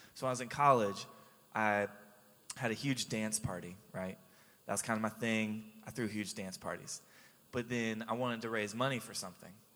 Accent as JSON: {"language": "English", "town": "Jacksonville", "region": "Florida", "country": "United States", "tie": "born or raised there", "also_born_or_lived": "Haiti / Baton Rouge", "moved": "as an adult", "said": "I grew up in Jacksonville"}